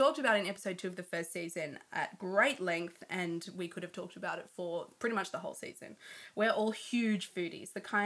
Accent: Australia; moved away; I was from Australia

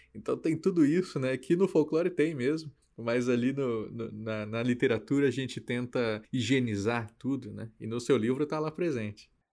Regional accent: Mato Grosso do Sul, Brazil; eu sou natural, né, de Mato Grosso do Sul.

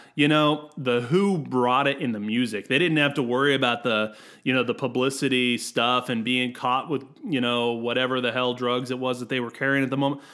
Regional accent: United States; I'm American

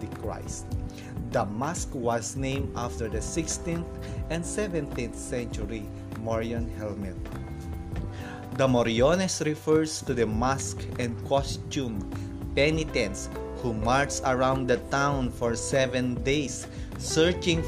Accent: Philippines; as a Filipino

